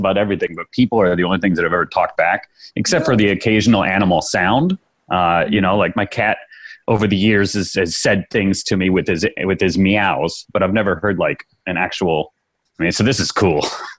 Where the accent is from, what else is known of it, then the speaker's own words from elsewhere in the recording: Chicago, Illinois, United States; from Chicago, Illinois.